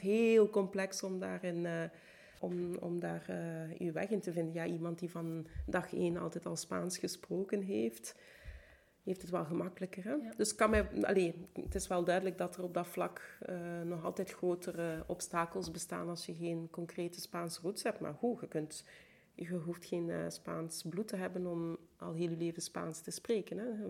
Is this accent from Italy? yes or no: yes; Bergamo, Lombardy, Italy; Ik ben in Bergamo opgegroeid